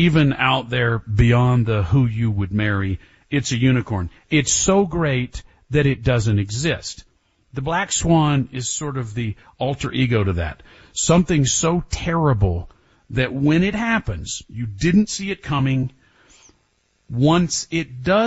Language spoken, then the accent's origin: English; Texas, United States; In Texas, growing up in Texas, being born there in 1970